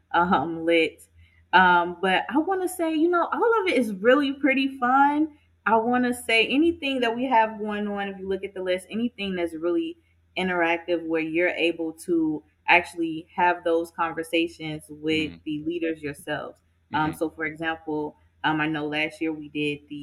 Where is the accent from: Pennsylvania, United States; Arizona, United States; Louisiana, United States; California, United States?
California, United States; Inglewood; I grew up in Inglewood